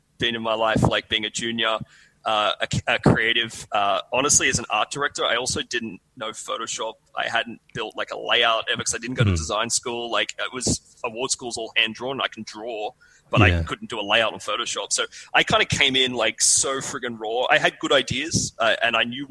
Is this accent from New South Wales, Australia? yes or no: yes; Sydney, New South Wales, Australia; accent: Aussie; moved away as an adult; now in New York, United States; I grew up in Sydney. I'm from Sydney, Sydney boy, southern suburbs